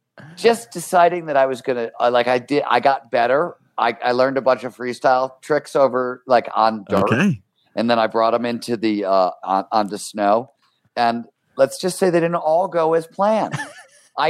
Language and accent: English; Cleveland, Ohio, United States; when I was growing up in Cleveland, Ohio, right? Blue collar kind of childhood.